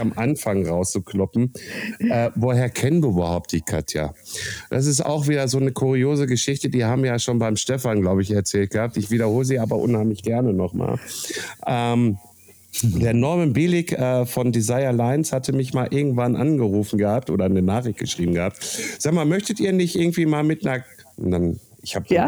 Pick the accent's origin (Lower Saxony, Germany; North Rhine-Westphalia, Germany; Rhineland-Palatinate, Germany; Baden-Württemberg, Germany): North Rhine-Westphalia, Germany; Castrop-Rauxel; Heimatstadt Kassel-Brauxel